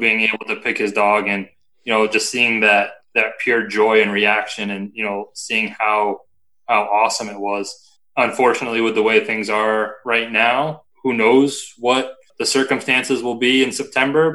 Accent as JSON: {"language": "English", "area": "Lakes Region, near Lake Winnipesaukee", "region": "New Hampshire", "country": "United States", "tie": "born or raised there", "said": "I grew up in Lakes Region, um, right next to Lake Winnipesaukee"}